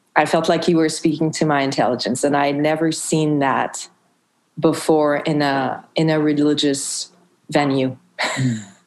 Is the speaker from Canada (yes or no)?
yes; Montreal, Quebec, Canada; I grew up in Montreal